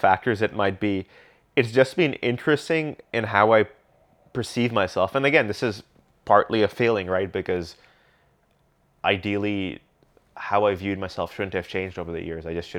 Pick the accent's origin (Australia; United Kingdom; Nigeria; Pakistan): Pakistan; now in Canada; until I say otherwise and people realize I'm Pakistani, I'm treated like a white person.